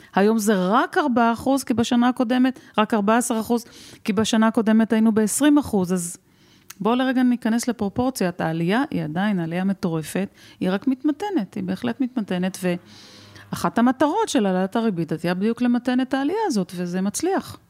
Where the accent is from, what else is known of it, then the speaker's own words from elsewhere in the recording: Rehovot, Central District, Israel; נולדתי בצריף בזרנוגה ברחובות. הייתה לי ילדות אה, עטופה באהבה, אבל חסרת אמצעים